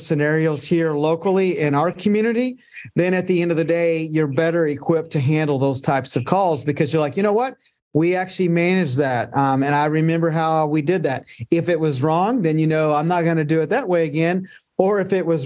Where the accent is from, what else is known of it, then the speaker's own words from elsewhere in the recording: White Settlement, Texas, United States; also born or lived in Arlington, Texas; growing up in White Settlement